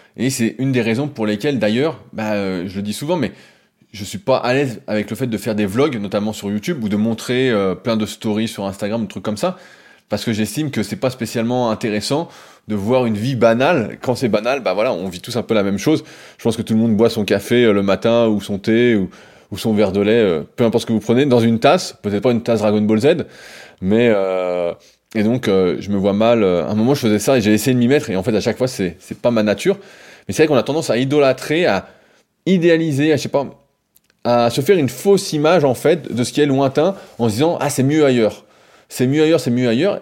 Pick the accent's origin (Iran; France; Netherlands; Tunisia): France; on est français